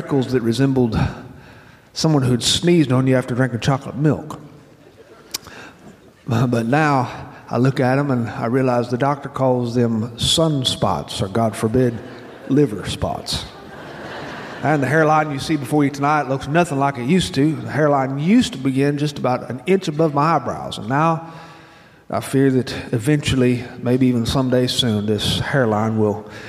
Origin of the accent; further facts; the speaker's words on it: Choctawhatchee Bay, Florida, United States; I grew up around the Choctahatchee Bay